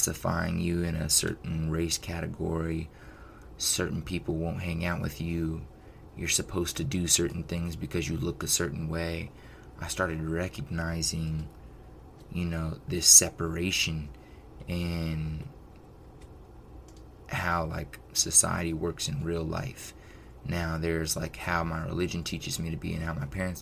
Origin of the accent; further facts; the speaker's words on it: United States; you're born in America and you're raised in America